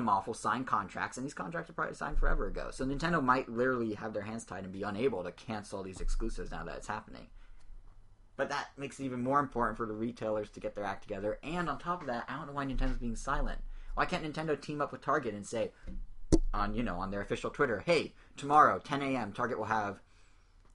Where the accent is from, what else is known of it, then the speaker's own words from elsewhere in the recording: United States; I'm in America, and I'm an American